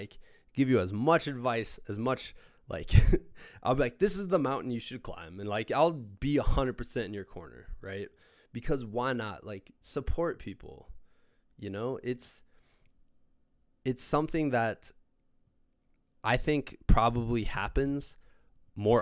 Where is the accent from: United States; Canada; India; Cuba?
United States; Iowa, Midwest; my parents would drive me for 40 minutes twice a week for practice and once a week on the weekends for games, they would drive me 40 minutes up to Davenport, Iowa